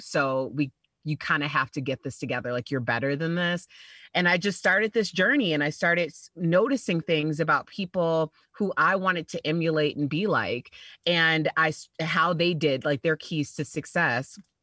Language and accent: English; Chicago, Illinois, United States; I'm from Chicago, and I started my radio career in Chicago at the Heritage Station, which like you know every city has one. So you know you grow up listening to these guys for like 20 years